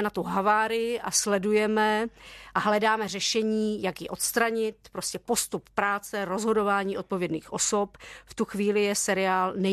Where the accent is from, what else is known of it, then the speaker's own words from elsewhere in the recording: Czechia; ale zase jsem vyrůstala na sídlišti v Československu v 80. letech. A jsme ten východní blok